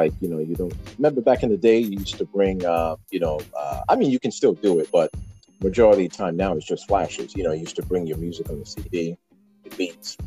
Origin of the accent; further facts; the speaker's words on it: Newark, New Jersey, United States; I'm actually from Newark, New Jersey.